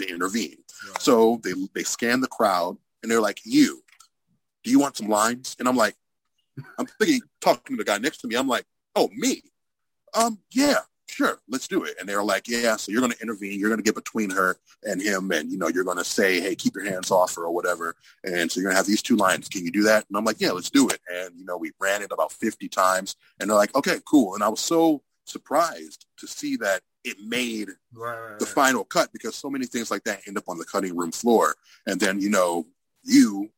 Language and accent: English; Cleveland, Ohio, United States; growing up in Cleveland